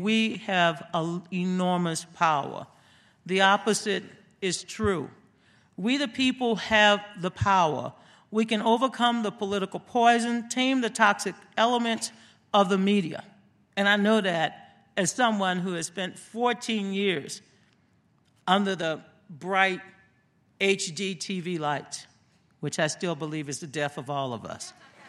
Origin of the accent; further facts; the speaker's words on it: Louisiana, United States; back in my home state of Louisiana